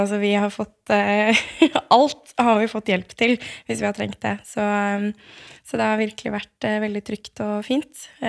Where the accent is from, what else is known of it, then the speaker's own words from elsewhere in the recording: Eastern Norway, Norway; moved away as an adult; also born or lived in Bergen / Oslo; som østlending